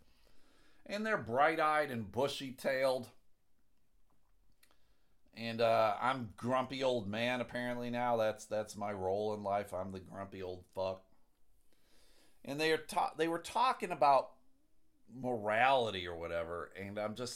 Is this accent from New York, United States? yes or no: yes; Buffalo, New York, United States; I grew up in Buffalo.